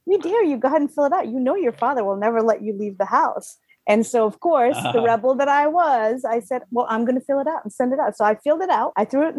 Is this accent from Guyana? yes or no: yes; Guyana; also born or lived in Waterbury, Connecticut / Florida; now in United States; As you guys know, I'm Guyanese. So in 1979, I came from South America to Waterbury, Connecticut, lived there quite a few years, and my father decided it was too cold, so we moved to Florida